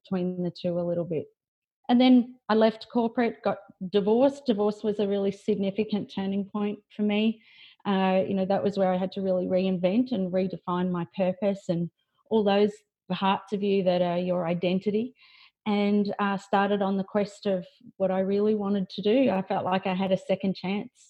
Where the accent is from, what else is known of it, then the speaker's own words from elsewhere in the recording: Lismore, New South Wales, Australia; moved away; I grew up in Lismore in northern New South Wales